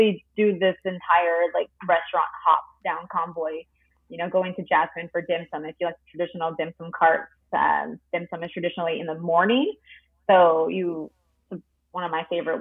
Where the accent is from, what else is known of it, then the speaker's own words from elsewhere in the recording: Tijuana, Baja California, Mexico; I grew up in Tijuana where Chinese-Mexican culture is so intertwined